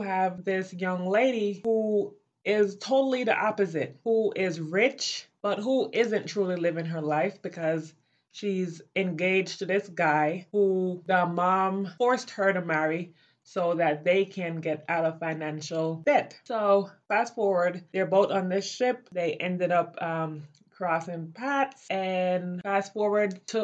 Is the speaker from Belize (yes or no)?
yes; Belize; now in United States; growing up in Belize